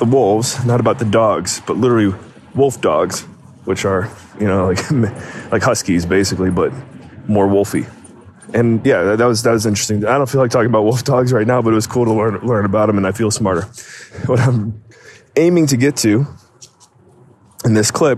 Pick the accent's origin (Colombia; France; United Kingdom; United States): United States; moved away as an adult; now in Alberta, Canada; growing up in the States